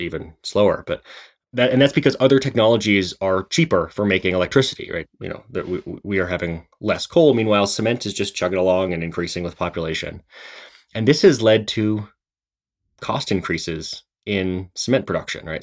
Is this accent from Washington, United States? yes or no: yes; Seattle, Washington, United States; I grew up in Seattle